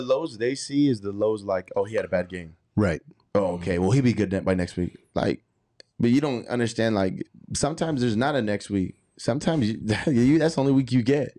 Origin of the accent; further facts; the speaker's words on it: Arlington, Texas, United States; moved away; also born or lived in California; I was born and raised in Arlington, Texas